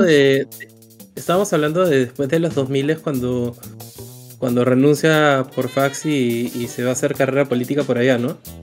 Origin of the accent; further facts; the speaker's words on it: Peru; todo lo que nosotros hemos vivido como peruanos